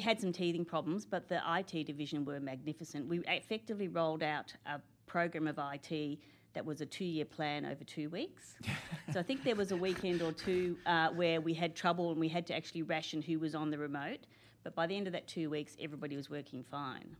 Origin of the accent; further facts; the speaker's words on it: Canberra, Australian Capital Territory, Australia; I'm one of those people who are from Canberra. I, I, I grew up here